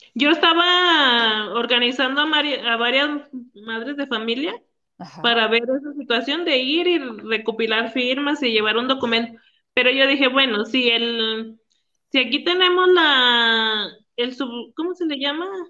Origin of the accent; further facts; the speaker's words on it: Villanueva, Zacatecas, Mexico; somos de Villanueva